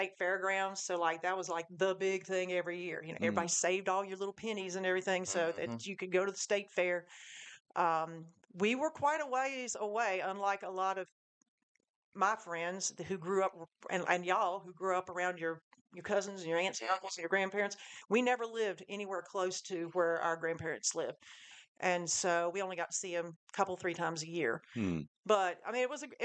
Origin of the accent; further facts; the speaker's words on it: near Lewisburg, West Virginia, United States; moved away; also born or lived in North Carolina; That's like 3 miles from where I grew up